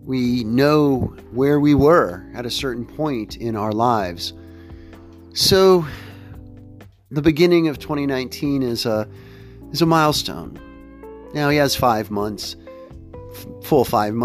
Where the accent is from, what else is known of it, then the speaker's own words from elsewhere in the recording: Central Time Zone, United States; moved away; I grew up in the Central Time Zone